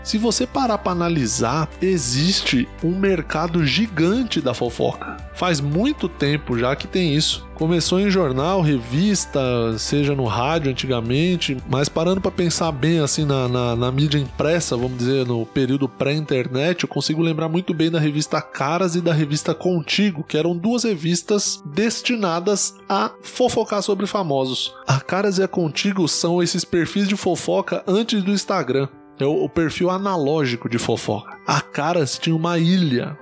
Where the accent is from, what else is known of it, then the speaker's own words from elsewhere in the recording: Ribeirão Pires, São Paulo, Brazil; Eu sou de Ribeirão Pires, no ABC, é, muita gente considera como interior, mas não é interior